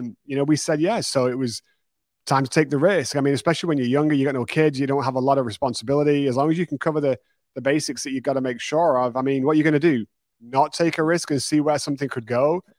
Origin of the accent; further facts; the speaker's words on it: United Kingdom; moved away as an adult; now in Texas, United States; my first business, my second business back in the U K